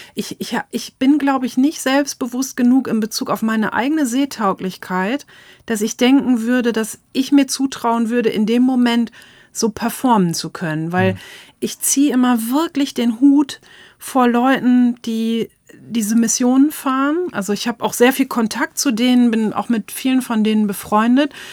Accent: East Frisia, Lower Saxony, Germany; ich komme aus Ostfriesland

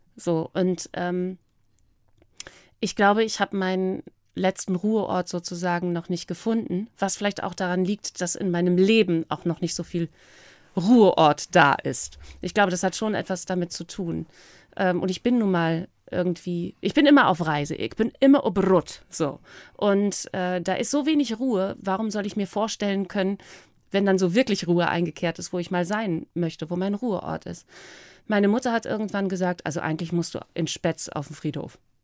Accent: East Frisia, Lower Saxony, Germany; also born or lived in United States; über meine, über meine Heimat

